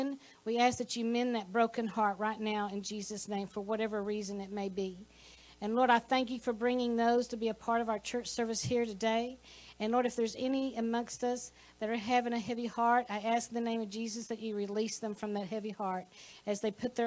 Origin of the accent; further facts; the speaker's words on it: Texas, United States; We're from Texas